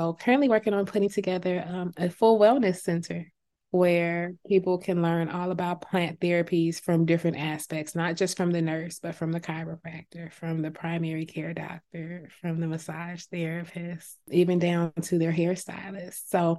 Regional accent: California, United States; now in Georgia, United States; I recently moved to Georgia about 2 years ago, but I came from California.

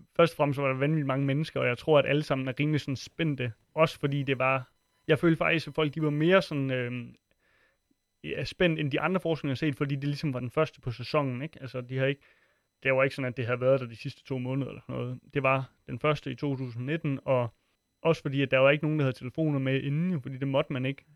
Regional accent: Funen, Southern Denmark, Denmark; moved away; jeg kommer fra Fyn oprindeligt

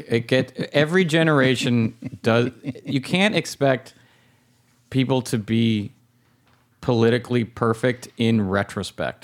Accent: La Crescenta, California, United States; where I grew up in La Crescenta, and I still go to the bank there

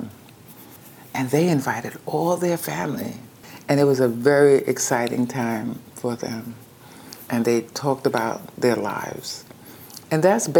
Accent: New York, United States; moved away; I'm from New York and that's where I was working

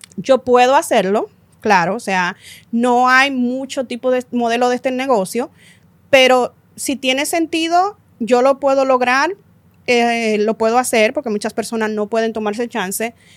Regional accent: Dominican Republic; nosotros somos dominicanas

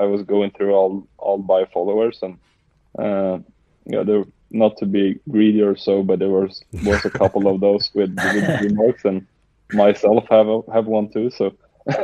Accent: Västerås, Västmanland, Sweden; I grew up in a town called Västerås. It's 1 hour west of Stockholm.

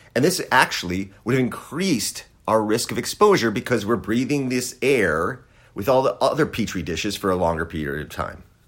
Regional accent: Wisconsin, United States; I grew up in Wisconsin

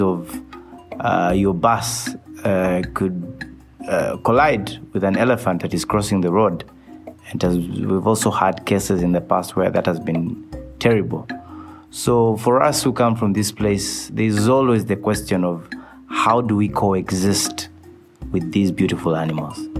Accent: Kasese District, Western Region, Uganda; I come from Kasese district, which is one of the districts that is proud uh, to call Queen Elizabeth National Park our home.

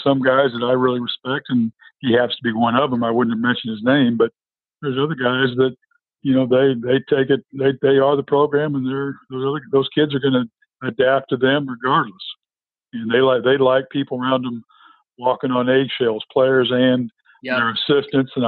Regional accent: Cedar Falls, Iowa, United States; I'm from Cedar Falls

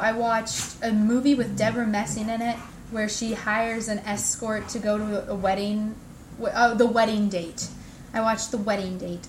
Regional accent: Illinois, United States; also born or lived in Jacksonville, Florida; I'm from Illinois. I'm an Illini fan

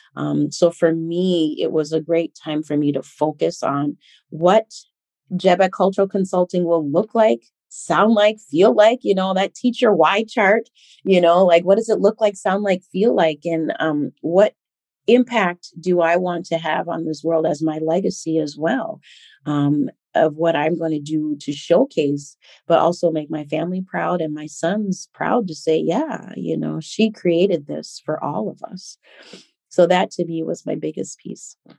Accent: Minnesota, United States; also born or lived in Liberia; growing up in Minnesota

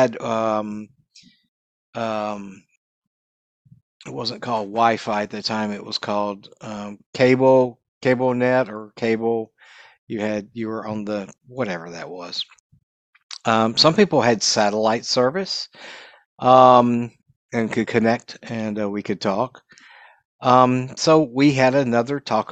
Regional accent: Dallas, Texas, United States; moved away as an adult; also born or lived in Southern California; I am originally from Dallas, Texas. Spent a lot of years here in Dallas and North Texas

